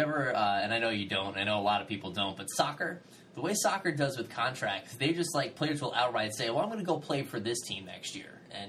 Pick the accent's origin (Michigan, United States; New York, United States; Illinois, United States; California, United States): New York, United States; New York City; I'm from Queens